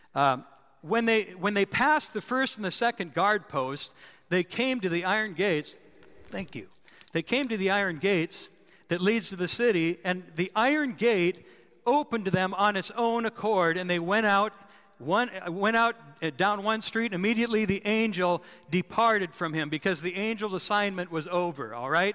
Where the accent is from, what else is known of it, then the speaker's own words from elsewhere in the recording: North Dakota, United States; I was a kid uh, growing up in North Dakota